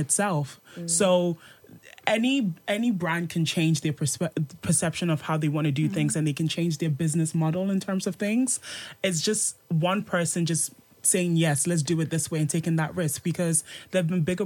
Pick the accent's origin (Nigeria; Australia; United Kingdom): United Kingdom; Birmingham, West Midlands; moved away as an adult; also born or lived in Ghana; now in London, United Kingdom; I'm like from Birmingham via Ghana